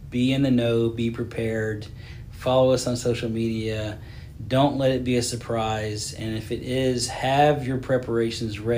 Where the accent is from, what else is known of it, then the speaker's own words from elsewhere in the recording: Hilton Head, South Carolina, United States; I'm from Hilton Head.